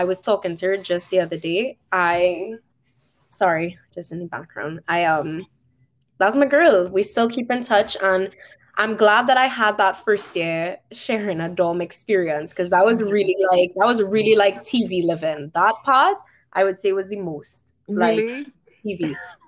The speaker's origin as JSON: {"language": "English", "country": "Trinidad & Tobago", "accent": "Trini", "moved": "as an adult", "lives_now": "Canada", "said": "I was known as like the Trini girl in certain like circles. Like they know me for my accent"}